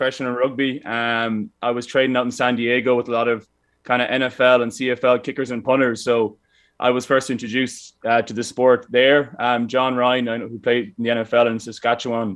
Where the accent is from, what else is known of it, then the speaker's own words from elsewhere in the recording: Ireland; moved away; being Irish